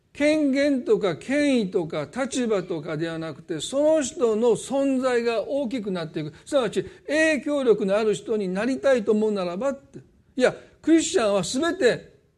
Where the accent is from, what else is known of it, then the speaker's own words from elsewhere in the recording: Osaka, Japan; accent: Osaka dialect; 大阪弁戻る